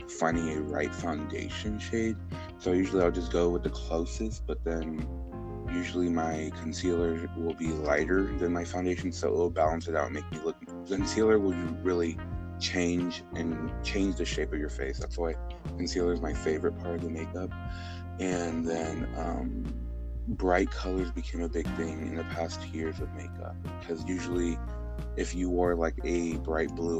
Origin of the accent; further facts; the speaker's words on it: Houston, Texas, United States; I'm originally from Spring Branch, a part of Houston that's not the pretty side. We actually grew up really, we struggled a lot